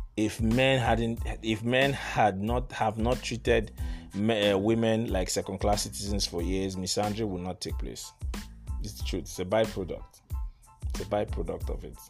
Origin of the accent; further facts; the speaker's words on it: Aba, Abia, Nigeria; also born or lived in Port Harcourt; I grew up in Aba. Aba is a small town in uh, Abia States. I, grew, I, I spent some years there, I spent some years in Port Harcourt